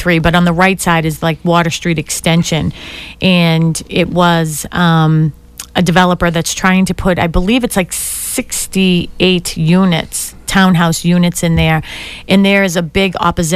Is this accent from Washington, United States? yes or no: no; Boston, Massachusetts, United States; I grew up in Dorchester